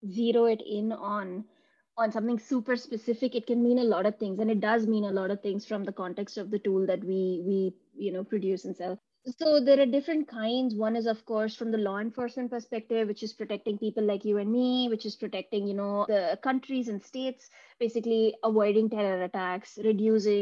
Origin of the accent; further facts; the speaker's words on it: India; now in Munich, Germany; I come from India and now I live in Munich in Germany.